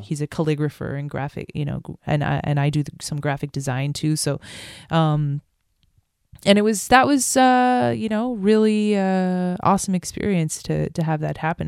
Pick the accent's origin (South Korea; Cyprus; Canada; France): France; moved away; I grew up in France